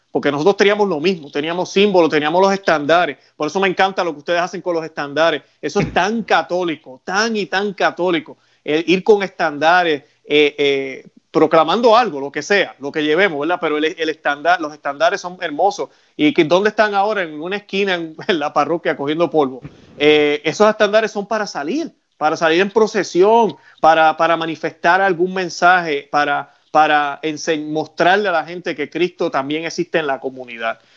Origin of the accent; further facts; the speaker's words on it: Puerto Rico; now in Florida, United States; nosotros allá en Puerto Rico, eh, yo soy de Puerto Rico, vivo en Florida, pero soy de Puerto Rico